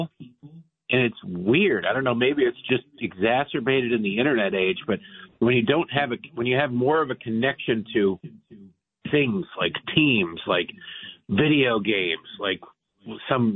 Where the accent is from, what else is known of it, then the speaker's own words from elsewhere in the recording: Detroit, Michigan, United States; I grew up in Detroit, 1984.